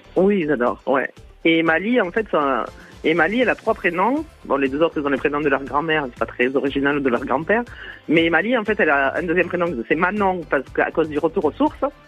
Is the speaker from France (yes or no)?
yes; Toulouse, Occitania, France; accent: Toulouse accent; moved away as an adult; also born or lived in Paris region; j'ai accouché en région parisienne et que j'étais de Toulouse, j'avais un accent toulousain